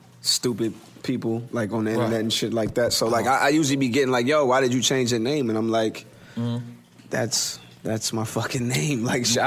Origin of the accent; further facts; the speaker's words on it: Columbus, Ohio, United States; my hometown in Columbus, Ohio